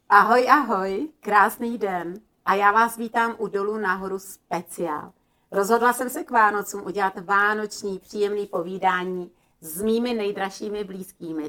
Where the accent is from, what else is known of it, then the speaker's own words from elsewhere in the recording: Slovakia; My jsme se scházeli vždycky na Slovensku, já jsem ze Slovenska, u babičky